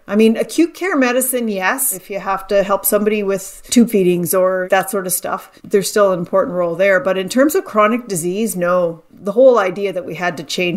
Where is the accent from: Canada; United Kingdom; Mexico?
Canada; I'm Canadian